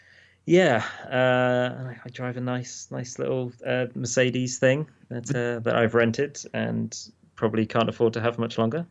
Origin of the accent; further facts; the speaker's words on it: United Kingdom; There's something about being a British dude. You just turn red and then you go white.